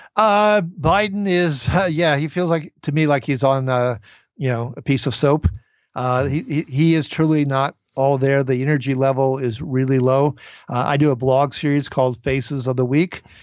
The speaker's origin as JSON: {"language": "English", "region": "Minnesota", "country": "United States", "said": "my home state of Minnesota"}